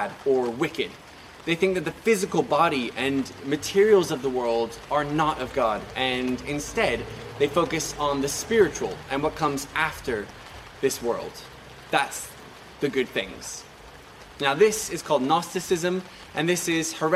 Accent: Macau; now in England; when I was growing up in Macau, when I was about 7 or 8 years old, we moved house.

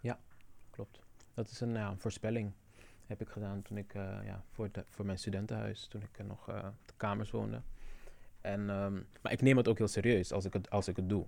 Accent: Curaçao; now in Netherlands; mijn navelstreng is op Curaçao en blijft daar

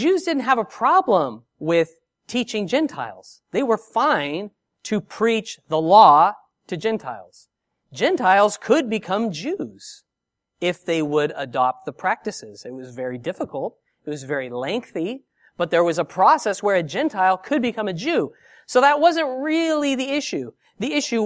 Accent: San Diego, California, United States; now in Australia; I'm from San Diego, and here I am in Australia

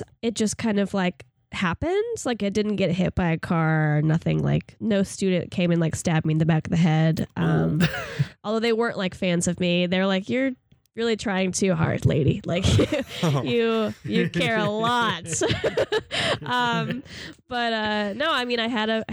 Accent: Aurora, Colorado, United States; I was born in Aurora, Colorado.

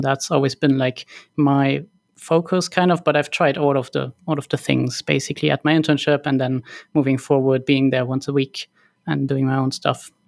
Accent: Cologne, North Rhine-Westphalia, Germany; I was born and raised in Cologne

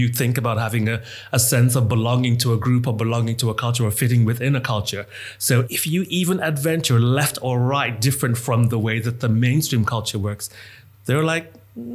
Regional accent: Bahamas; now in United Kingdom; I identify as a gay Black man. Mm-hmm. The end. But I'm originally from the Bahamas, which is, if I want to get really technical, it's not Caribbean, but it's West Indian.

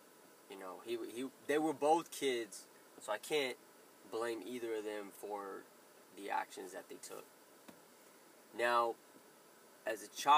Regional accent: Clovis, New Mexico, United States; born there; I was born on August 7th, 1980, in Clovis, New Mexico. The great state of New Mexico.

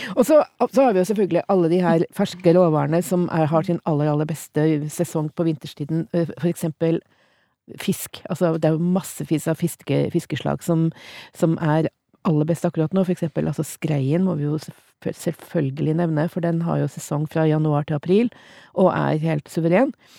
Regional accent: Trondheim, Trøndelag, Norway; jeg vokste opp i Trondheim

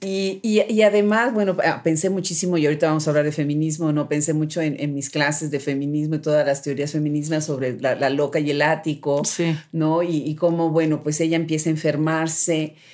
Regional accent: Mexico; nosotras como mexicanas

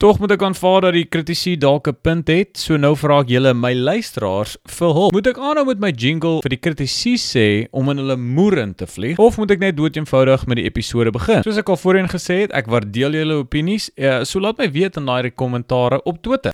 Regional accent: South Africa; as Afrikaners

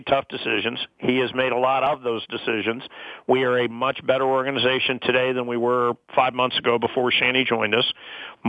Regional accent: St. Louis, Missouri, United States; moved away as an adult; also born or lived in Minneapolis; now in Toronto, Canada; I grew up in St. Louis, Missouri, which also has tough winters

